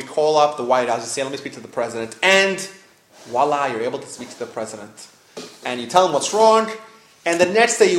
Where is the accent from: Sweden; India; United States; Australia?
United States; New York; I grew up in New York